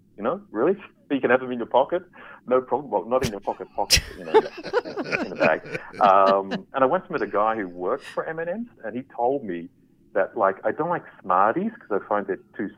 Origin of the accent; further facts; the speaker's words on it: Australia; now in Switzerland; being Australian.